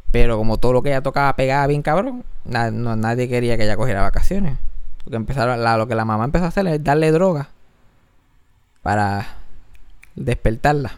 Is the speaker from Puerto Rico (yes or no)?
yes; Mayagüez, Puerto Rico; now in San Juan, Puerto Rico; como yo me crié en Mayagüe, me crié en el campo